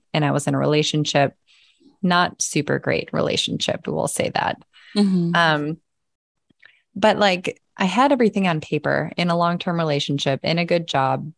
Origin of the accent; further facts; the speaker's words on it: Midwest, United States; moved away as an adult; also born or lived in California; I was from the Midwest. I was going to stay in the Midwest till I died